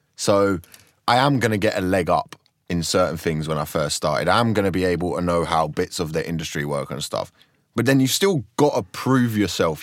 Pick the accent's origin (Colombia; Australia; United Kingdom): United Kingdom; Croydon, London; I just grew up in Croydon